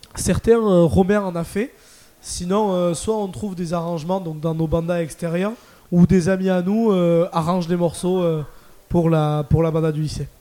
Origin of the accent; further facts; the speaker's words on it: Landes, Nouvelle-Aquitaine, France; je viens des Landes, donc euh, sur, AR sur Adour